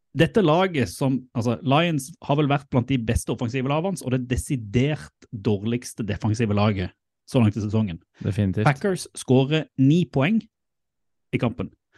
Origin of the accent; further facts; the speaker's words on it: Sørlandet, Norway; moved away; jeg er jo sørlending